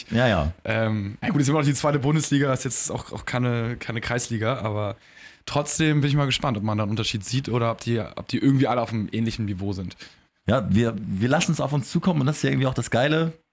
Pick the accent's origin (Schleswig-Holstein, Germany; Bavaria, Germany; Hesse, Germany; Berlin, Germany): Schleswig-Holstein, Germany; Kiel; moved away